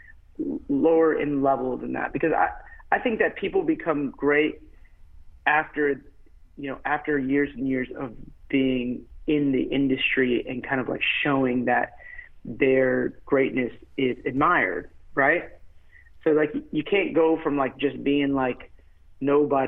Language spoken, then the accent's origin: English; United States; even though I'm American born, you know, I'm from an immigrant family